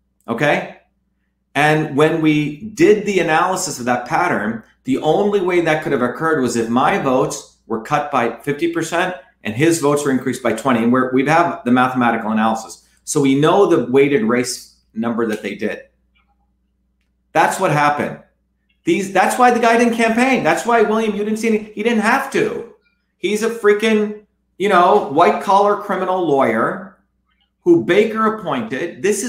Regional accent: India; You know, I grew up in India. My parents left India because of the caste system and the lack of freedom there and the corruption.

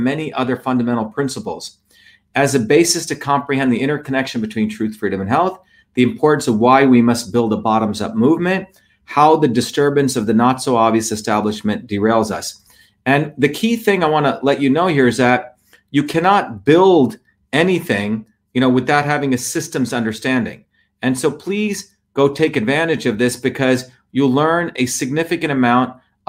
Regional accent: Mumbai, Maharashtra, India; now in United States; I grew up in Bombay, and in the village I grew up, we played in dirt. We were always outside. When I came to the United States

